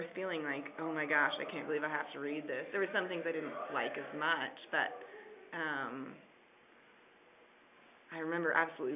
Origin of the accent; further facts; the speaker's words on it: Portland, Oregon, United States; I'm from Portland area